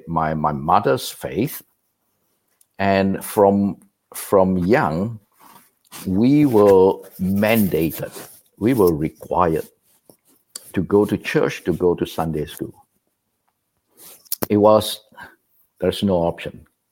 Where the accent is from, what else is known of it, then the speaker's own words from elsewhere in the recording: Malaysia; moved away as an adult; also born or lived in Singapore; now in United States; I was born and raised a Methodist in Malaysia.